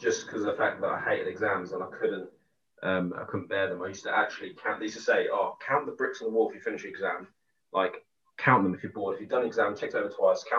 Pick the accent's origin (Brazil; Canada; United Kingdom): United Kingdom; Milton Keynes, South East England; I'm 28. I'm from Milton Keynes.